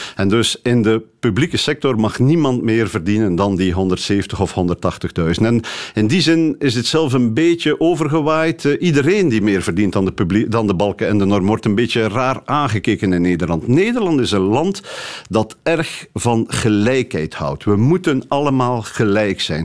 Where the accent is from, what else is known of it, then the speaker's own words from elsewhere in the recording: Flanders, Belgium; moved away as an adult; now in Amsterdam, Netherlands; hier in, in België en in Vlaanderen